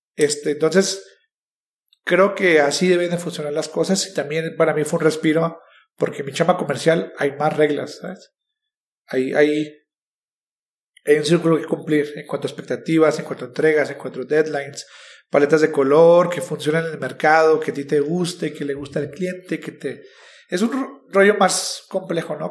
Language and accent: Spanish; Chihuahua, Mexico; yo soy mexicano, nací en Chihuahua